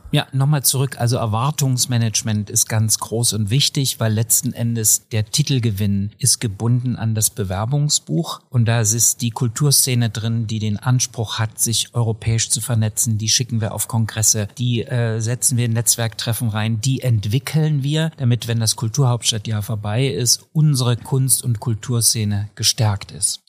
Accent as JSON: {"language": "German", "town": "Döbeln", "region": "Saxony", "country": "Germany", "tie": "born or raised there", "also_born_or_lived": "Vienna", "moved": "yes", "said": "nichts verbindet mich mit Chemnitz mehr als Heimat. Ich komme aus Döbeln in Sachsen"}